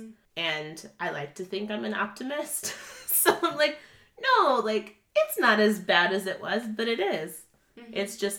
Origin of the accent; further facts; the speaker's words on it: Cleveland, Ohio, United States; because I'm from Cleveland.